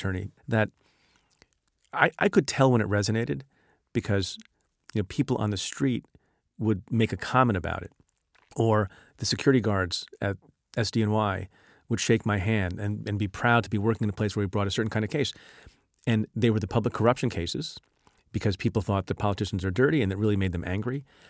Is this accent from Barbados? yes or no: no; India; born there; moved away; my father emigrated from India. I was born in India.